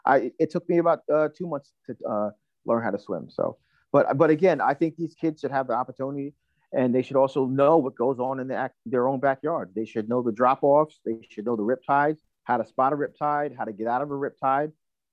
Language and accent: English; Long Island, New York, United States; also born or lived in Manhattan, New York; now in Rockaway Beach, Queens, United States; I grew up in Long Island, you know, my parents spoiled the crap out of us. So we were swimming in 1977, I was 5 years old.